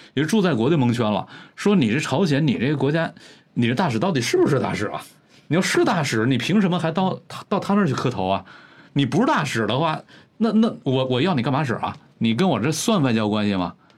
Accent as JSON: {"language": "Chinese", "region": "Northeast China", "country": "China", "tie": "born or raised there", "moved": "yes", "said": "咱们老家东北"}